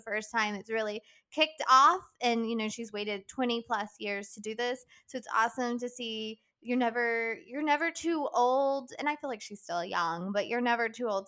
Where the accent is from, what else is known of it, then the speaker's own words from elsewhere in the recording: West Virginia, United States; moved away; I went home to West Virginia